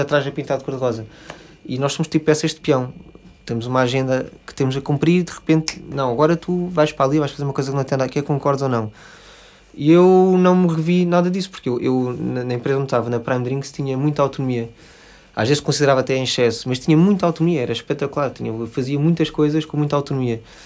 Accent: Lisbon, Portugal; sou, sou de Lisboa, uhum. uh, vivi cá a minha vida toda

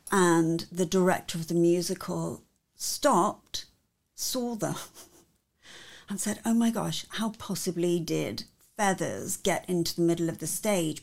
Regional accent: Cornwall, South West England, United Kingdom; I was born and bred in Cornwall in England, and in Cornwall, our symbol is the Cornish pixie.

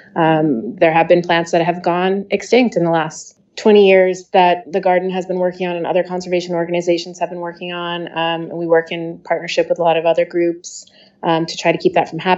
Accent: Northeast, United States; moved away as an adult; now in Kauai, United States; I grew up in the Northeast. I've lived all over the country

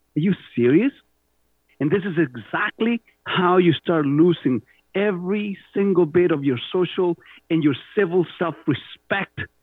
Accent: Chile; accent: Spanish; first language Spanish; English is a second language; moved away as an adult; also born or lived in Canada; now in Mississauga, Canada; growing up in Pinochet, Chile

